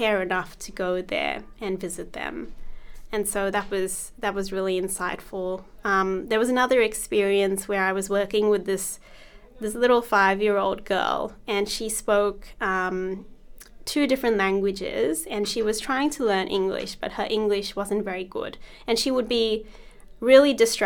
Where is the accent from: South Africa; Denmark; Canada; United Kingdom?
South Africa; also born or lived in India (ancestry); now in Australia; I was born in South Africa, and mm-hmm. I lived there for many years